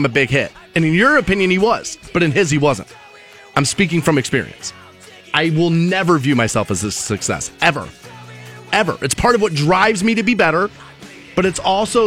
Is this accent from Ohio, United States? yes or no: yes; Twinsburg, Ohio, United States